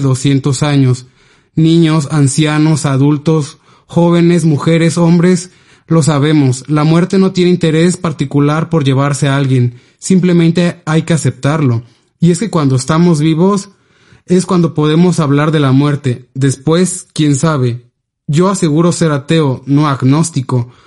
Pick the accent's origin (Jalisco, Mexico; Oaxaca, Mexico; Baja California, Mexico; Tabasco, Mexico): Oaxaca, Mexico; Ixhuatán; moved away; específicamente en Ixhuatán, que es el lugar de donde soy proveniente